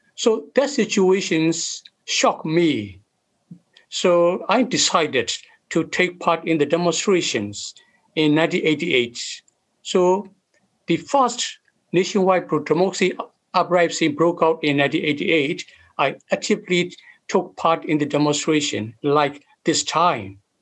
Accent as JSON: {"language": "English", "area": "Karen State", "region": "Kayin State", "country": "Myanmar", "tie": "born or raised there", "also_born_or_lived": "Thai-Burma border", "moved": "as an adult", "lives_now": "Australia", "said": "I was born and raised in Karen State"}